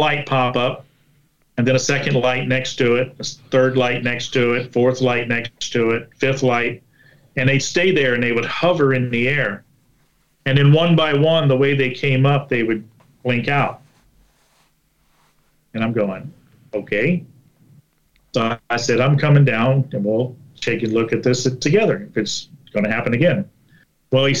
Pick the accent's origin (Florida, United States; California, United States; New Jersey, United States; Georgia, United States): Florida, United States; I'm from Florida.